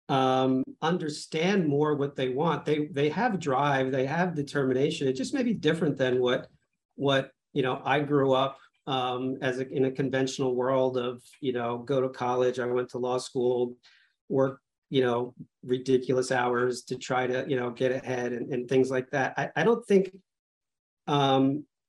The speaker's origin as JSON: {"language": "English", "town": "Old Bridge", "region": "New Jersey", "country": "United States", "tie": "born or raised there", "said": "I grew up in New Jersey in Old Bridge, Central Jersey"}